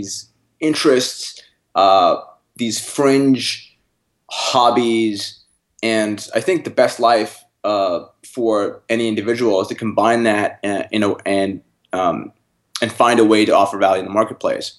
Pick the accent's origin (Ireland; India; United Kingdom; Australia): India; North India; now in Canada; I grew up in North India